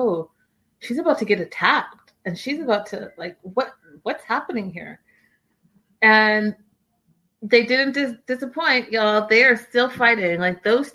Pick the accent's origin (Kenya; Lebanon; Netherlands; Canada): Canada; I'm Canadian